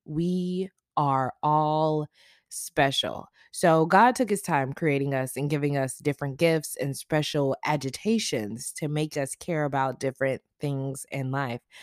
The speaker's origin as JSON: {"language": "English", "region": "the South", "country": "United States", "tie": "born or raised there", "said": "I grew up in the South"}